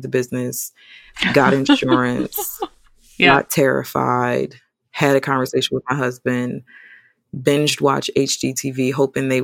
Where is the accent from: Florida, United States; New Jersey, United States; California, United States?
New Jersey, United States; Atlantic City; moved away as an adult; now in Charlotte, United States; I'm from New Jersey.